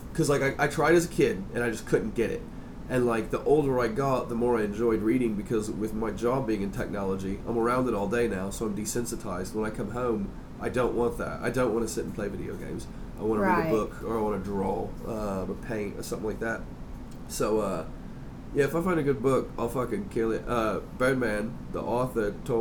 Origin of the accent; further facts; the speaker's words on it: Indiana, United States; also born or lived in Virginia / Missouri; I was born in Indiana